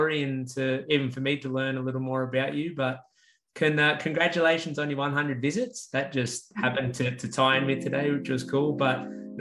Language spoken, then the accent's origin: English; Central Coast, New South Wales, Australia; now in Newcastle, Australia; I grew up on the Central Coast, which is obviously not a big city